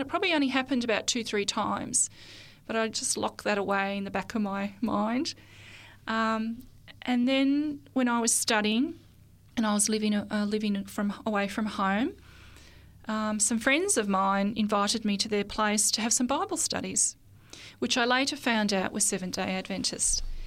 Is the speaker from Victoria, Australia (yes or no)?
yes; Mount Beauty, Victoria, Australia; also born or lived in Melbourne; I was born in Melbourne, and when I was about seven years old, my parents decided to move to the country. And we moved to a little area in northeast Victoria, in Australia